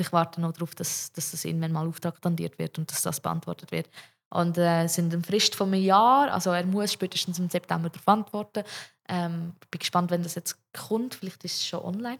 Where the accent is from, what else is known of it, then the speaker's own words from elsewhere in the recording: Zug, Switzerland; ich komme aus dem Kanton Zug